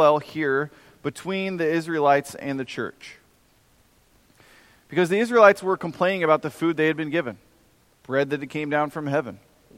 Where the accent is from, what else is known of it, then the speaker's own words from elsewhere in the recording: United States; I'm an American